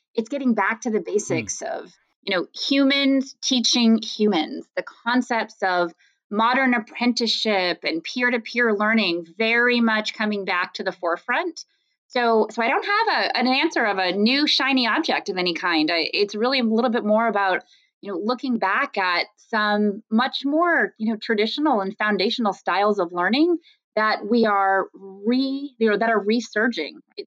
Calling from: Timonium, Maryland, United States; I am calling in from Timonium, Maryland, which is right north of Baltimore

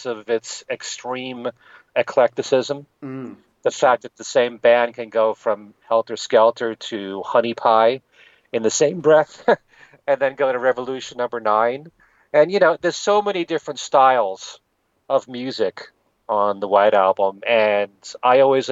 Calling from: Milford, Connecticut, United States; I am calling from Milford, Connecticut, United States

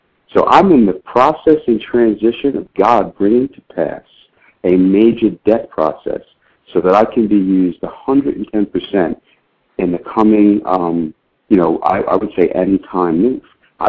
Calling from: Royse City, Texas, United States; I'm in Royce City, Texas. That is about 35 miles east of Dallas.

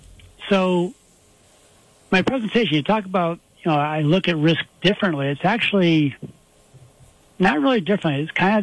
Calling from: Homer, New York, United States; I'm at home right now in town of Homer, right near Cortland.

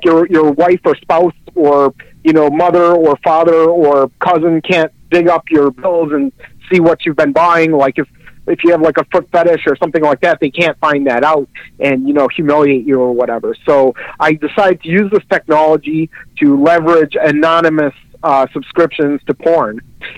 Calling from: El Monte, California, United States; I'm calling from El Monte, California, which is in East Los Angeles

